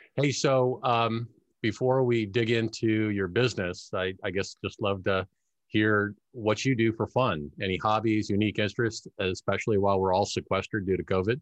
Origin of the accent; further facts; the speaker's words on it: Cincinnati, Ohio, United States; I grew up in Cincinnati